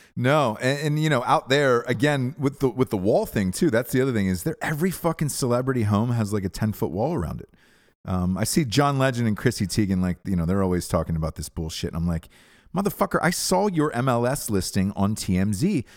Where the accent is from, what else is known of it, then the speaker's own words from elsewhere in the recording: Georgia, United States; moved away; also born or lived in Los Angeles; I'm from Georgia originally